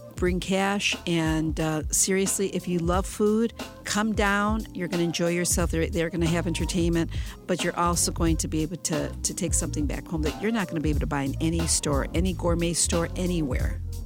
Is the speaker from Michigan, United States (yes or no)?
yes; Detroit, Michigan, United States; here in my hometown in Detroit